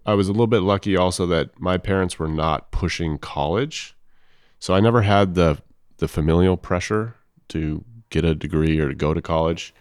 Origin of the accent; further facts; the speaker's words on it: Los Angeles, California, United States; I'm from Los Angeles.